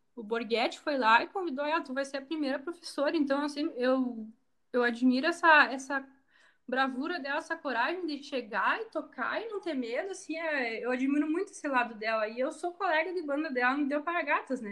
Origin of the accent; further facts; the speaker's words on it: Rio Grande do Sul, Brazil; é o gaúcho, é nós